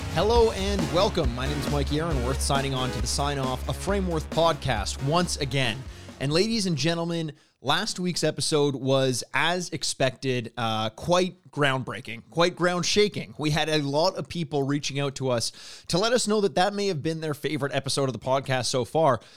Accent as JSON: {"language": "English", "town": "Toronto", "region": "Ontario", "country": "Canada", "said": "I am from Toronto"}